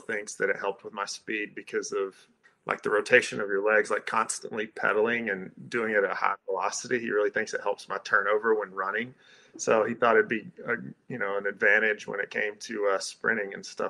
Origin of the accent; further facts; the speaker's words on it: Calhoun, Georgia, United States; I grew up in Georgia, as you alluded to, in Calhoun